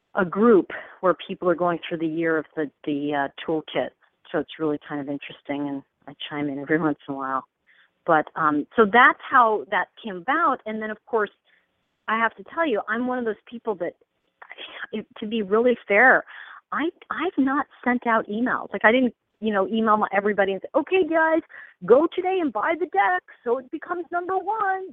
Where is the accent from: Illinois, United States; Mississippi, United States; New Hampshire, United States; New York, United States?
New York, United States; now in California, United States; I'm from New York originally